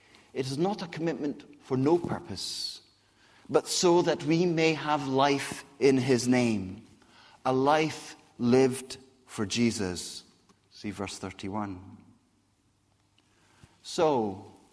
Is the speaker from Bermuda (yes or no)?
no; Scotland, United Kingdom; accent: Scottish; also born or lived in Brazil / Whitchurch; now in Basingstoke, United Kingdom; how I got a Scottish accent